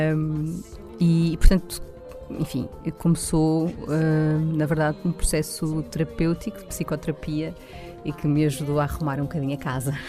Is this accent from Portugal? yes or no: yes; Loures, Lisbon, Portugal; estudei também uh, em Louros, portanto, que foi onde eu cresci